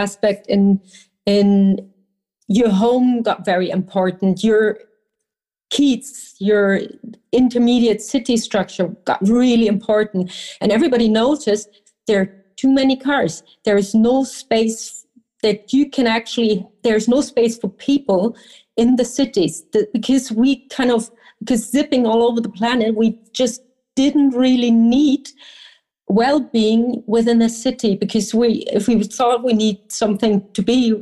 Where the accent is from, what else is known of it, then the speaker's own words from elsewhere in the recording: Berlin, Germany; I come from Berlin